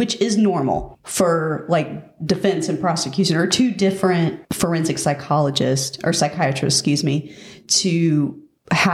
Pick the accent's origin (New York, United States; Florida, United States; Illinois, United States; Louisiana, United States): Florida, United States; Pace; accent: Milton accent; I'm actually from Pace.